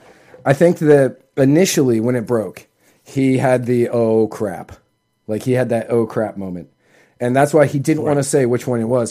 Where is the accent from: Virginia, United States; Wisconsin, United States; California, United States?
Virginia, United States; Fairfax; I grew up in Northern Virginia, and I grew up just outside of Fairfax